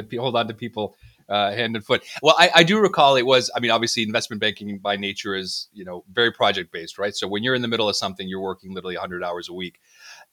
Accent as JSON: {"language": "English", "country": "United States", "said": "speaking as an American"}